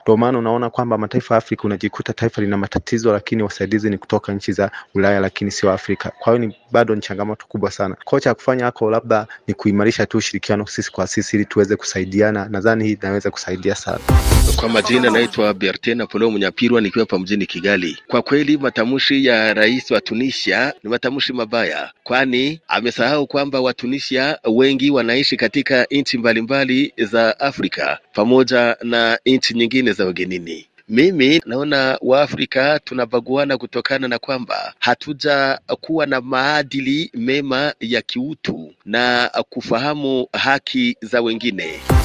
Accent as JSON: {"language": "Swahili", "town": "Kagongwa", "region": "Shinyanga", "country": "Tanzania"}